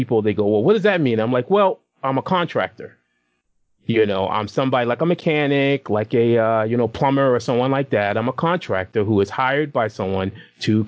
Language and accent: English; Boston, Massachusetts, United States; now in Rhode Island, United States; I'm originally a Massachusetts boy. I grew up in Boston. But I'm currently living in the Ocean State, which would be Rhode Island